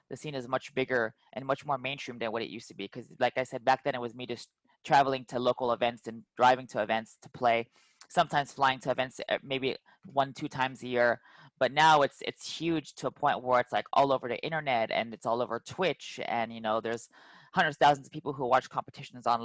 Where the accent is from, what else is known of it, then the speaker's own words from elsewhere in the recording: California, United States; We would go to like I'm from the Bay Area, so we'd go from like San Jose to Milpitas to Sunnyvale Golfland in San Jose to go compete to tournaments